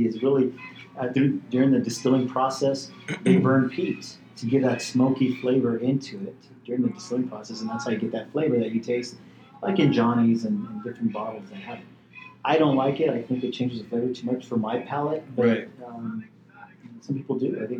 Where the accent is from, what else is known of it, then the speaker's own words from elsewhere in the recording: El Paso, Texas, United States; I grew up here in El Paso, born in El Paso